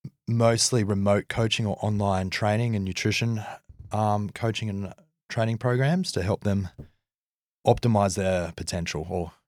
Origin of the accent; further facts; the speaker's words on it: Manly, New South Wales, Australia; born there; I was born in Manly too, where you're living now.